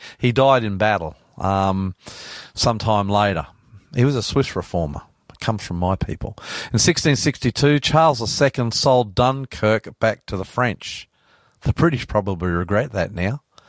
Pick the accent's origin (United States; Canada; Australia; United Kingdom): Australia; New South Wales; I'm …, and that's Hunty, our techie.